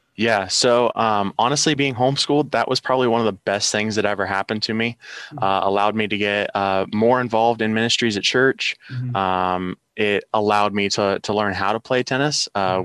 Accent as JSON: {"language": "English", "town": "Logan", "region": "Ohio", "country": "United States", "tie": "born or raised there", "said": "I am from Logan, Ohio, born and raised"}